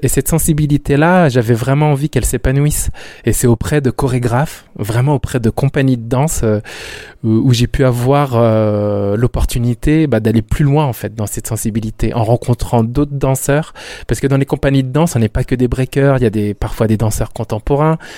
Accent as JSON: {"language": "French", "town": "Rennes", "region": "Brittany", "country": "France", "said": "je suis de Rennes"}